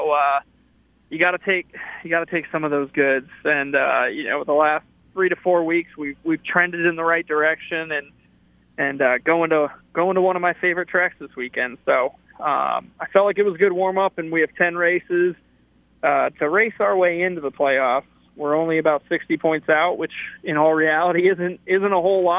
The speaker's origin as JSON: {"language": "English", "region": "Connecticut", "country": "United States", "tie": "born or raised there", "said": "growing up in Connecticut, we had 3 local tracks within 35 minutes of where I live"}